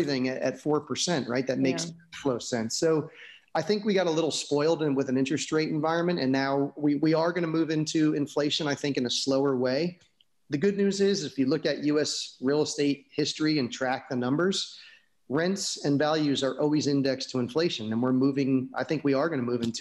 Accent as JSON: {"language": "English", "region": "New Jersey", "country": "United States", "tie": "born or raised there", "also_born_or_lived": "California / New York", "moved": "yes", "lives_now": "Florida, United States", "said": "I grew up in New Jersey"}